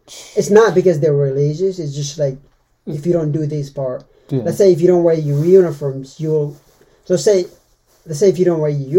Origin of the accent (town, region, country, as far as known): Timor-Leste; born or raised there; first language Meto; English is a second language; now in United States